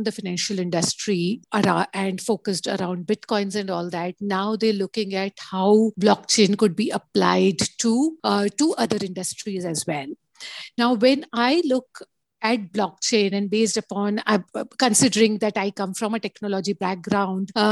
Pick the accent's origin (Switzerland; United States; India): India; Ahmedabad, Gujarat; I was brought up in Ahmedabad, which is in Gujarat